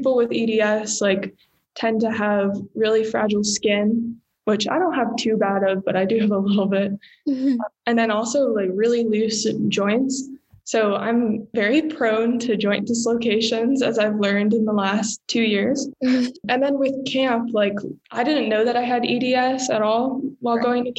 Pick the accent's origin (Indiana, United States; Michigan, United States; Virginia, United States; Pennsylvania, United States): Virginia, United States; Arlington; moved away as an adult; I am born and raised in Arlington, Virginia, just like right outside of DC.